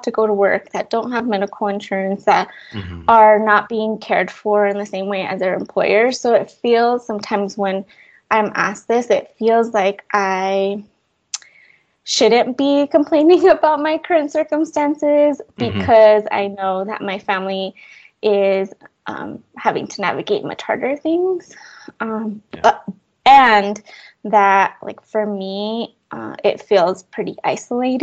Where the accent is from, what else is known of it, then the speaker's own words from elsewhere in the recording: Fort Lupton, Colorado, United States; also born or lived in Chihuahua, Mexico; I was born in Chihuahua, Chihuahua, Mexico, and my parents came to Colorado, to Fort Lupton, Colorado, when I was 3 years old.